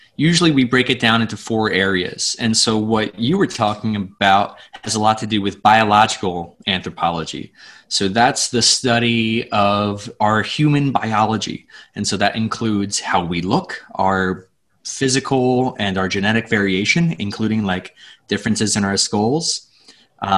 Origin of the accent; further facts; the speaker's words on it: Pennsylvania, United States; where I grew up in Pennsylvania